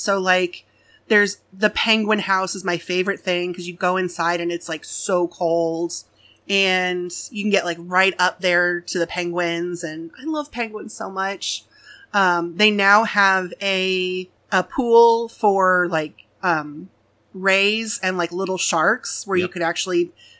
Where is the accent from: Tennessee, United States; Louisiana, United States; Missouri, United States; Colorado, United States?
Missouri, United States; So I am born and raised in Missouri.